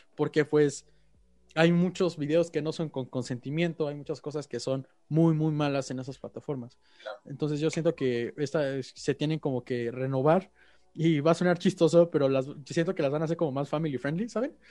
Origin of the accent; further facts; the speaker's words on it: Mexico; los mexicanos entre nosotros